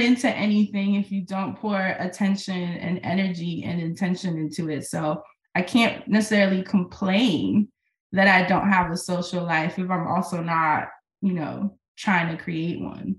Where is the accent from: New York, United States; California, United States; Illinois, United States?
New York, United States; moved away as an adult; now in Portland, United States; as a New Yorker